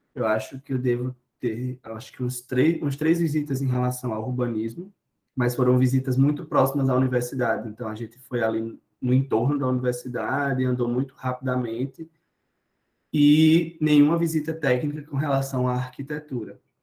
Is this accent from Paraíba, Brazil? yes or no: yes; Cuité, Paraíba, Brazil; also born or lived in Campina Grande; Cuité. Uma cidade no interior da Paraíba